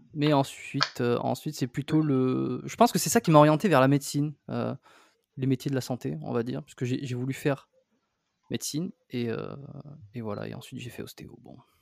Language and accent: French; south-west France, France; accent: French; moved away as an adult; also born or lived in Bordeaux; now in Montreal, Canada; je suis né en France, dans le, le sud-ouest, j'ai fait mes études là-bas.